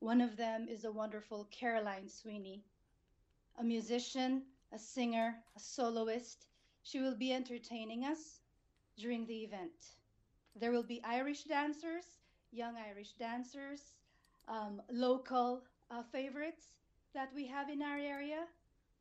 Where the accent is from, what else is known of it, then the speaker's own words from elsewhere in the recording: Philippines; also born or lived in United States / United Kingdom; now in Cork, Ireland; I was born and raised, educated in the Philippines, educated in America, lived in the UK, and now Ireland is home